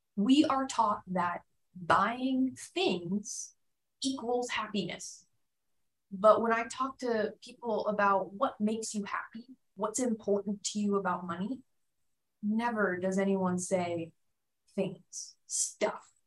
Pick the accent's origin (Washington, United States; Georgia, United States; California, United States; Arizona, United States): Arizona, United States; Phoenix; moved away as an adult; also born or lived in Tucson, Arizona; now in San Diego, United States; I grew up mostly in Phoenix, Arizona